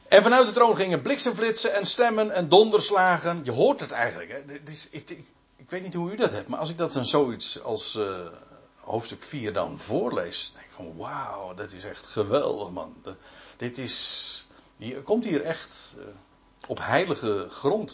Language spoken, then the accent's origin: Dutch; Netherlands; wij weten als Nederlanders